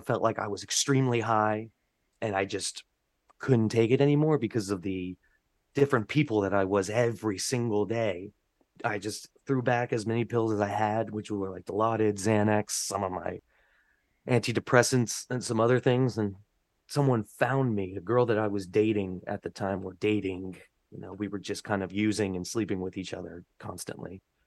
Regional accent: North Brunswick, New Jersey, United States; now in New York, United States; where I grew up in North Brunswick

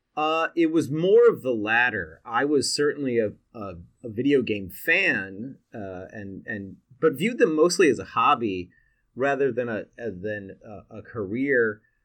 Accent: Seattle, Washington, United States; I was born and raised in Seattle

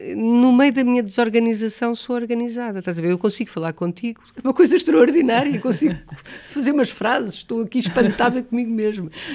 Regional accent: Lisbon, Portugal; also born or lived in Alhandra / Vila Franca de Xira; eu não sou de Alhandra, sou de Lisboa, mas vivi muito em Alhandra e vivi muito em Vila Franca de Xira

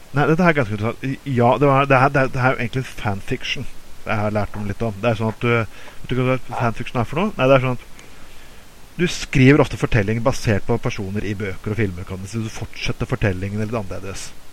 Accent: Bergen, Vestland, Norway; siden vi er bergensere

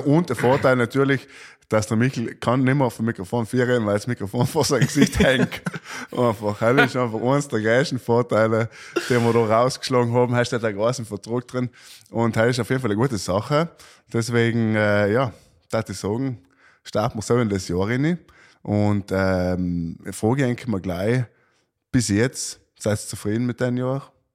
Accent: South Tyrol, Trentino-Alto Adige, Italy; Wir als Südtiroler

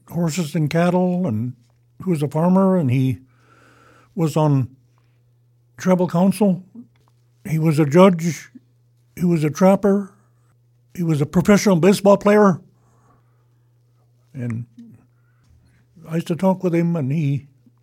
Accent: Sidwalter Flat, Oregon, United States; I grew up in Sidwell Flat in the old house.

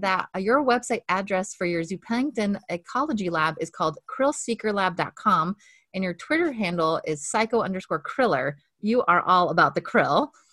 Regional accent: Montana, United States; now in Corvallis, United States; I grew up in Montana

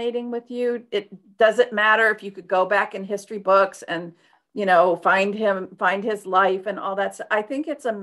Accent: Detroit, Michigan, United States; I'm from Detroit

